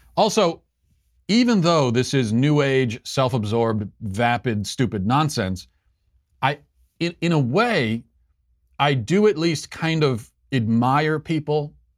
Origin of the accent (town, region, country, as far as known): United States